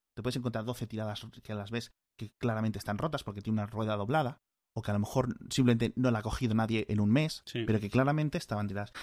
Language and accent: Spanish; Spain; como europeo, como español